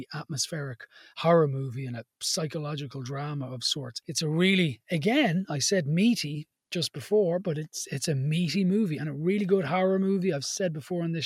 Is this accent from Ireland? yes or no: yes; Dublin, Leinster, Ireland; where I lived in Blanchardstown